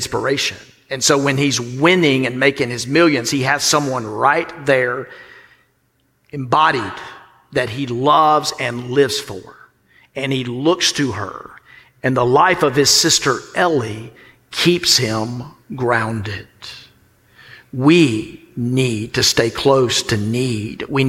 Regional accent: the South, United States

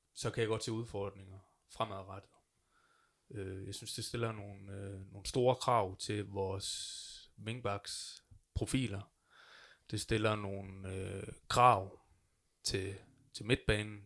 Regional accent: North Jutland, North Denmark Region, Denmark; also born or lived in Aalborg; jeg er Nordenfjords fra. Jeg er fra Vosko af

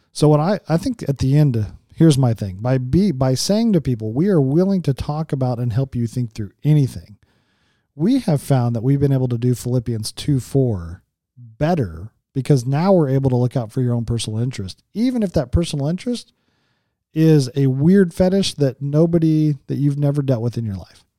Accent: Las Vegas, Nevada, United States; I'm from Vegas.

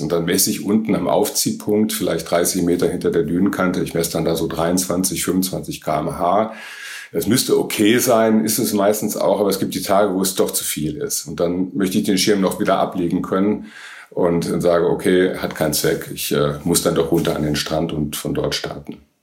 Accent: Northern Germany, Germany; bei uns in Norddeutschland

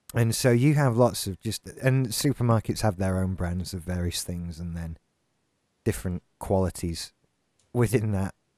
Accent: Yorkshire and the Humber, United Kingdom; now in Haworth, United Kingdom; I'm originally from South Yorkshire.

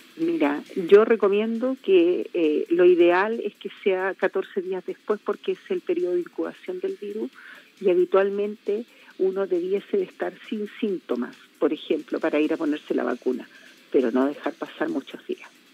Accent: Chile; como chilenos

